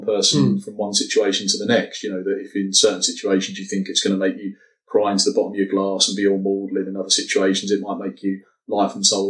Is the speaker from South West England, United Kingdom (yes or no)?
no; London, United Kingdom; It's partly being a Londoner